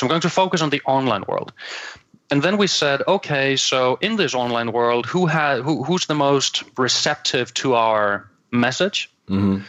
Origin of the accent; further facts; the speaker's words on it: Copenhagen, Capital Region of Denmark, Denmark; accent: Danglish; English is a second language; I'm from Copenhagen, I'm from Denmark, so everybody can now enjoy my call it my Danglish.